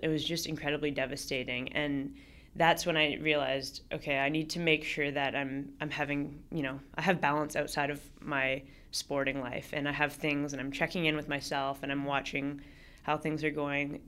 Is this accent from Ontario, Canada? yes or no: yes; Toronto, Ontario, Canada; also born or lived in Vancouver; I grew up in Toronto